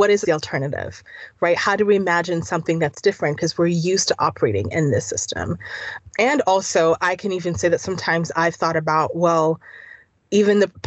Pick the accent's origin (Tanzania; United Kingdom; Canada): Tanzania; now in United States; I'm from Tanzania